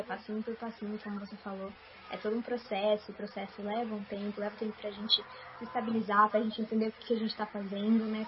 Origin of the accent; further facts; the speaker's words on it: interior of São Paulo, Brazil; also born or lived in Sorocaba; Mas aqui em Sorocaba, por exemplo, que é onde eu moro, eu sou do interior de São Paulo